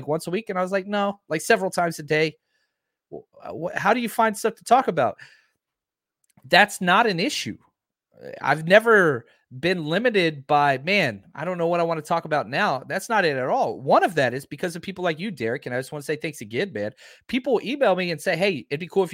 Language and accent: English; Dallas, Texas, United States; born and raised in Dallas, Fort Worth area